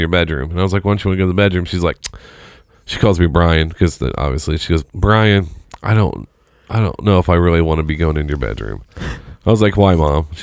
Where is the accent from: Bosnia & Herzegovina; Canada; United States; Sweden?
United States; Seymour; moved away; I moved away. I'm from Seymour, so it's about an hour south of here. I moved away in 2002